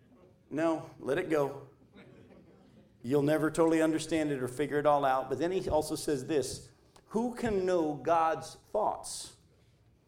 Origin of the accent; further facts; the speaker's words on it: New Hampshire, United States; moved away; we moved from New Hampshire down to here.